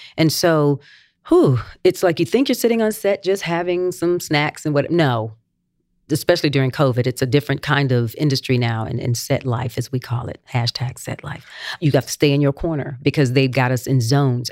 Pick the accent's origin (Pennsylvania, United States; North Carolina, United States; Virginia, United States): North Carolina, United States; Gastonia; Gastonia, my hometown